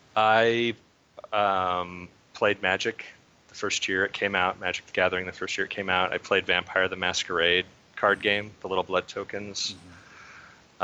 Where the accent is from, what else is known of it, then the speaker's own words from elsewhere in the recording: Idaho, United States; I'm from Idaho